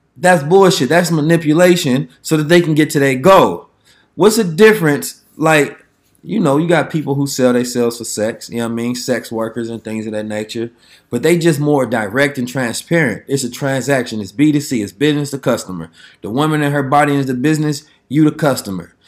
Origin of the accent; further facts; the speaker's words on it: Oakland, California, United States; I'm from Oakland, man, the city again.